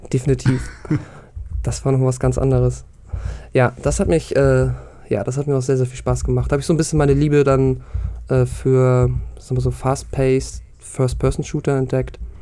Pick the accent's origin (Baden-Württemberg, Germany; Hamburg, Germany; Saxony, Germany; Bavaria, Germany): Hamburg, Germany; ich komme wie du aus Hamburg